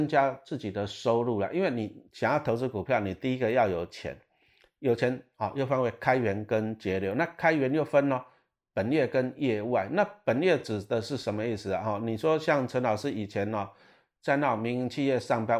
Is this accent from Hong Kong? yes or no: no; Taiwan; 我们台湾人很喜欢仇富，其实这个我不喜欢。